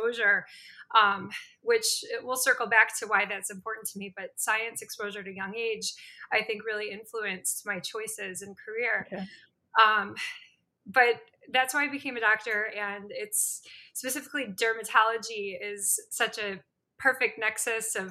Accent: Chicago, Illinois, United States; also born or lived in St. Louis, Missouri / Spain / Los Angeles, California / Spokane, Washington; I'm actually from Chicago, from the suburbs

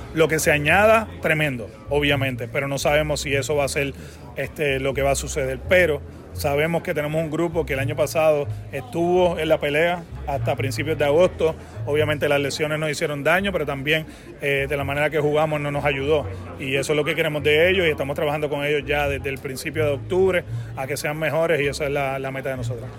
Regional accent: Puerto Rico; soy puertorriqueño, lo digo con mucho orgullo

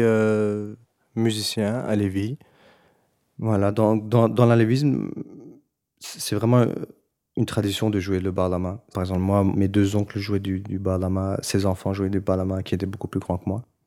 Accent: Brussels, Brussels-Capital Region, Belgium; je suis né à Bruxelles, d'origine belgo-turque.

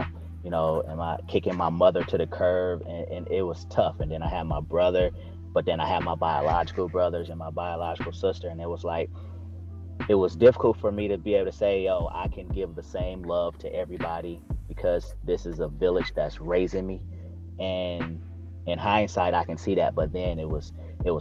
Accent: Lansing, Michigan, United States; also born or lived in Detroit, Michigan; I was born in Detroit, and my biological mother moved to Lansing when I was about 7.

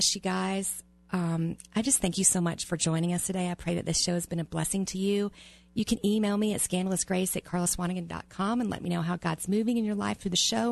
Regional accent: the South, United States; moved away; I was raised in the South

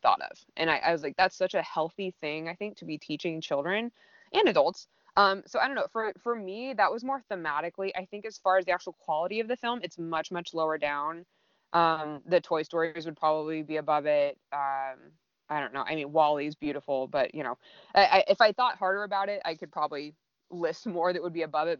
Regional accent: Southern California, United States; growing up in Southern California

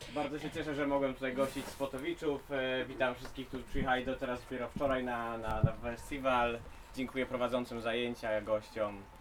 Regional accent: Tricity, Pomeranian Voivodeship, Poland; ja jestem akurat z Trójmiasta

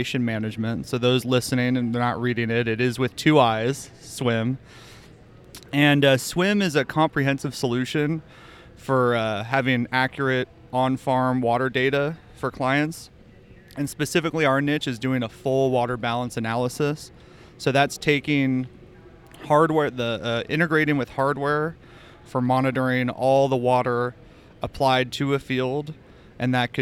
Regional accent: San Francisco, California, United States; also born or lived in Santa Barbara / San Luis Obispo; I grew up in the Bay Area originally, mostly living in city of San Francisco

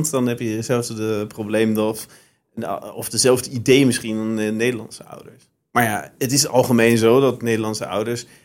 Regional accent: Germany; Voor mij als Duitser

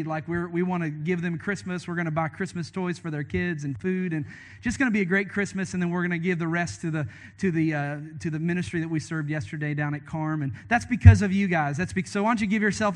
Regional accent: Hanson, Kentucky, United States; moved away; Called Hanson, Kentucky, is where I was raised

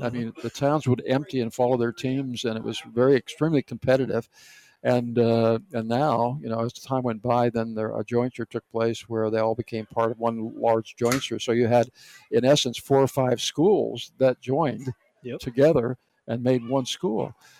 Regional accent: the coal regions in the Northeast, Pennsylvania, United States; moved away; the coal regions where I grew up in the Northeast

